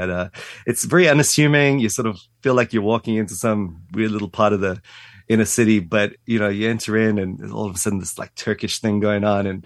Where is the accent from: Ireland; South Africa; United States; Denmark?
South Africa; moved away as an adult; Yeah, grew up in South Africa, um, and again, sort of um, only left when I was 18.